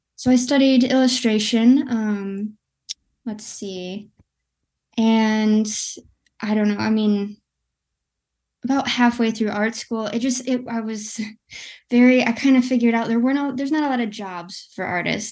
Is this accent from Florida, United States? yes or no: no; West Michigan, United States; I'm from Michigan. I'm from West Michigan.